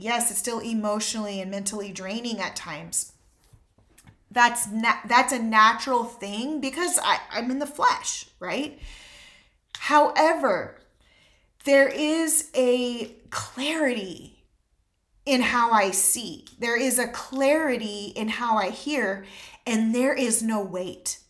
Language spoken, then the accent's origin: English; United States; as an American